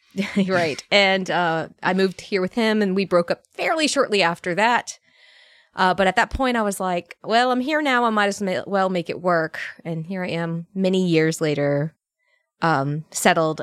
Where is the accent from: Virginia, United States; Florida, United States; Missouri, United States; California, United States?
Virginia, United States; Northern; moved away as an adult; also born or lived in Alabama; I grew up in Northern Virginia, a very bougie, uh, Northern Virginia town